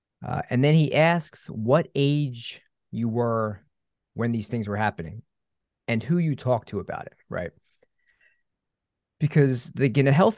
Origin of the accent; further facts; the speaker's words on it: Philadelphia, Pennsylvania, United States; So, you know, I grew up in the Philadelphia area, Philadelphia suburbs.